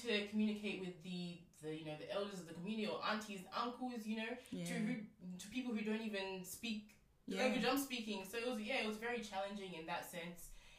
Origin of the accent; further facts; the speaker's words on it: Australia; accent: Australian; I'm here speaking in a very quote unquote Australian accent.